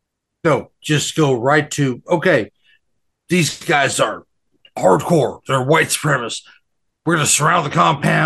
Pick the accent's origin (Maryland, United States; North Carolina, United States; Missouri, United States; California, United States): California, United States; moved away; I know I'm from there